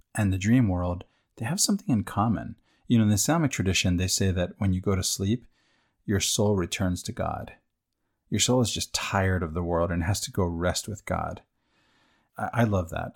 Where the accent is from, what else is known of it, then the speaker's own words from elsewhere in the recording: United States; I, I'm American